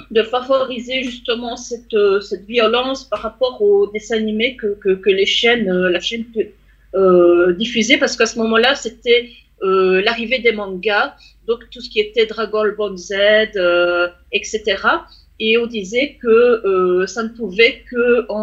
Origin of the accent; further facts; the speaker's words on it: France; chez nous en France.